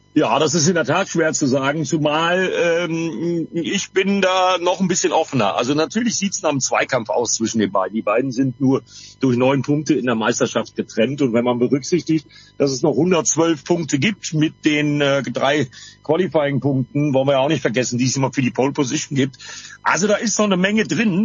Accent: Bremen, Germany; Und ich als Bremer habe nur anderthalb Stunden rüber bis nach Assen.

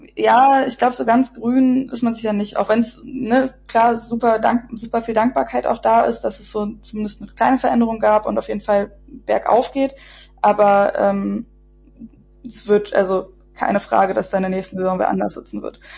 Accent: the area around Berlin, Brandenburg, Germany; ich bin im Umland von Berlin aufgewachsen

